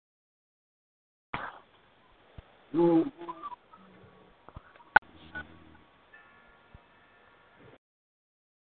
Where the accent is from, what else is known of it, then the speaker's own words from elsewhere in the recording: Boston, Massachusetts, United States; I'm Boston